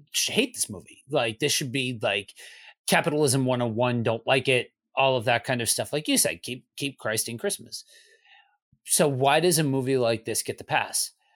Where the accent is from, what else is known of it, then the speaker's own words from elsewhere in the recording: Northeast, United States; moved away; also born or lived in Midwest; I'm from the Northeast, so we are a bit of a snow globe